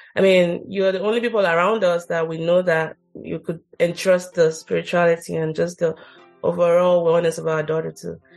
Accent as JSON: {"language": "English", "country": "Nigeria", "tie": "born or raised there", "moved": "yes", "said": "I grew up in Nigeria"}